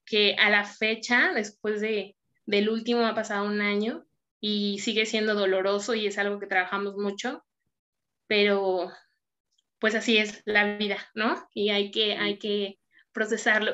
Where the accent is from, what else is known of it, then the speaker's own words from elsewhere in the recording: Mexico City, Mexico; now in Saltillo, Mexico; Hoy vivo en Saltillo, yo soy de la Ciudad de México